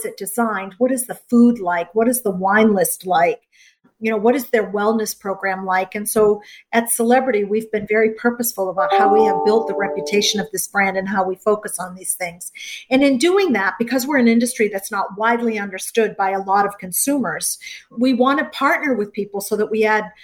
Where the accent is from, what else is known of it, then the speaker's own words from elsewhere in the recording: Gloucester, Massachusetts, United States; I grew up in Gloucester, Massachusetts, a little fishing town